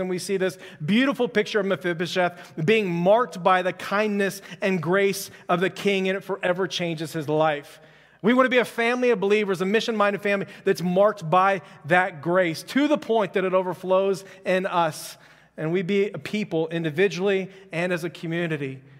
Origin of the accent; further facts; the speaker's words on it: Houston, Texas, United States; I'm from Houston